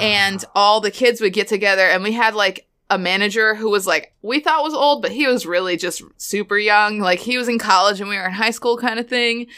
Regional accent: Florida, United States; I went to high school in Florida

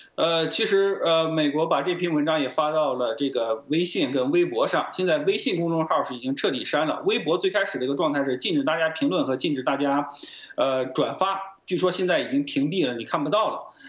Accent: China; 我们中国人

